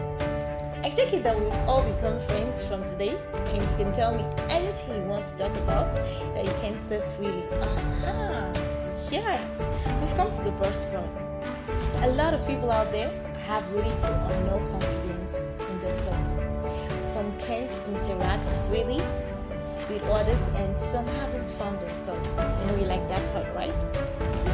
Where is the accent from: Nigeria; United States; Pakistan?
Nigeria; I'm from Nigeria in West Africa